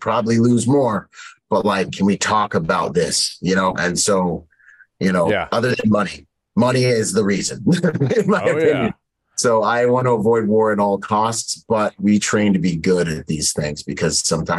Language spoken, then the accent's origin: English; Bahamas; now in United States; I was born in the Bahamas, so I actually can swim. You know, I grew up in spearfish.